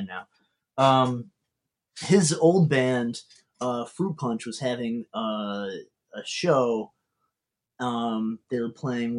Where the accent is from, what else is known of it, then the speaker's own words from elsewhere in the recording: Rochester, New York, United States; moved away as an adult; also born or lived in Buffalo, New York; now in Philadelphia, United States; So I grew up outside Rochester, and I went to school outside Buffalo, so that's bad. Long time in small college towns